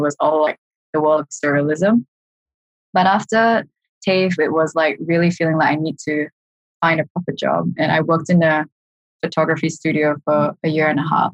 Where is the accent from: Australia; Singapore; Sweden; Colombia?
Singapore; moved away as an adult; that was back in Singapore. So uh, I'm Singaporean